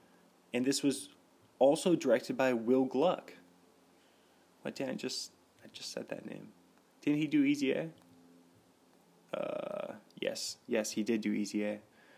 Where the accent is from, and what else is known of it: Seattle area, Washington, United States; born or raised there